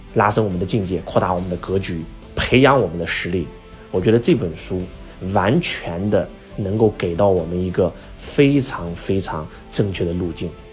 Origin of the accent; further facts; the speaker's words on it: China; 华为这家企业是我们中国人的骄傲